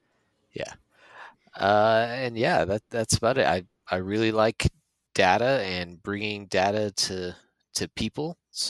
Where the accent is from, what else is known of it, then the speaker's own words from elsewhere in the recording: Arizona, United States; I'm from Arizona.